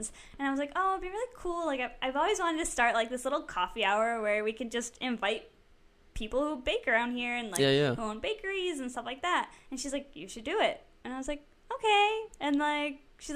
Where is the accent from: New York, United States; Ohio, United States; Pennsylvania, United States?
New York, United States; Syracuse area; also born or lived in Liverpool, New York; I grew up. I went to CNS High School.